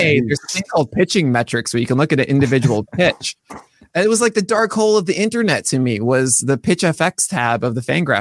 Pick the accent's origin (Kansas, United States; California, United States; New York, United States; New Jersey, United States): New York, United States; New York City; growing up in Brooklyn